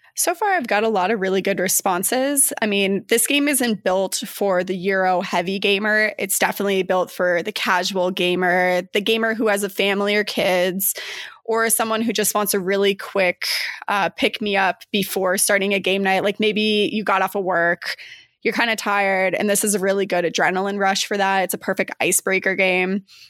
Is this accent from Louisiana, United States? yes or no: no; Flagstaff, Arizona, United States; also born or lived in Chicago suburbs, Illinois; now in Chicago, United States; I'm originally from Flagstaff, Arizona, currently reside in the suburbs of Chicago.